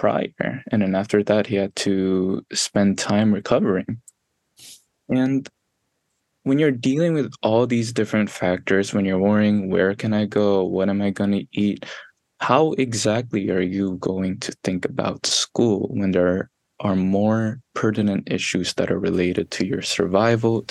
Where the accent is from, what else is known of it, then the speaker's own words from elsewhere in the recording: Yonkers, New York, United States; moved away; I grew up in Yonkers, New York. I grew up on the southwest side of Yonkers